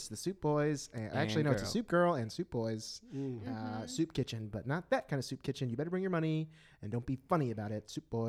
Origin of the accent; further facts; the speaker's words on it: Memphis, Tennessee, United States; also born or lived in Milwaukee; now in Chicago, United States; I'm from Memphis, Tennessee.